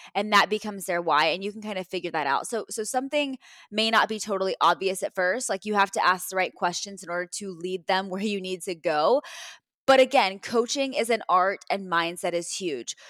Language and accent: English; Texas, United States; now in Cleveland, United States; I'm from Texas originally, right? So, my, my parents are out there